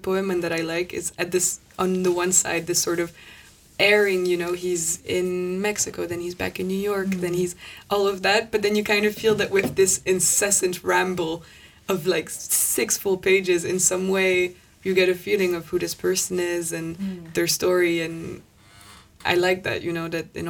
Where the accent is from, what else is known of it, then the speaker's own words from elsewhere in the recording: Paris, Île-de-France, France; I grew up in Paris, but my family's Irish and Italian